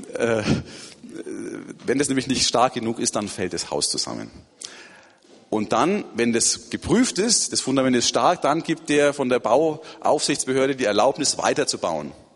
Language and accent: German; Erlangen, Bavaria, Germany; moved away as an adult; now in Turkey; Es ist schön, wieder in Erlangen zu sein, meiner Geburtsstadt